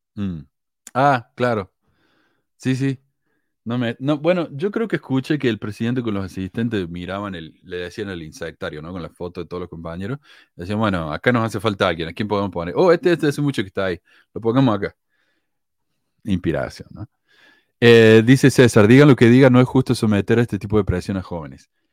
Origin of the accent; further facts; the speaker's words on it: Argentina; also born or lived in Chile; era argentino